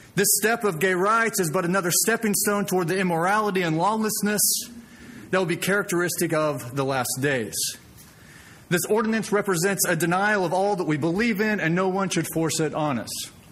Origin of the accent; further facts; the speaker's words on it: Springfield, Missouri, United States; I was born and raised in Springfield, Missouri